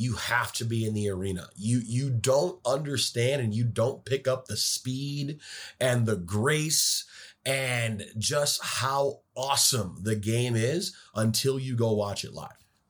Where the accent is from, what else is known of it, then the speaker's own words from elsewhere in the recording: Detroit, Michigan, United States; moved away as an adult; also born or lived in Ann Arbor, Michigan / Ohio / Chicago; now in Seattle, United States; growing up in Detroit